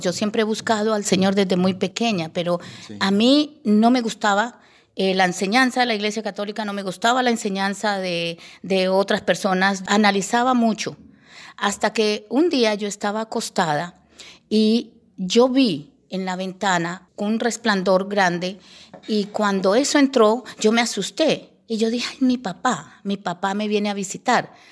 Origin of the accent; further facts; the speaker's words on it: Bogotá, Colombia; also born or lived in Llanos Orientales; me crié en medio de Bogotá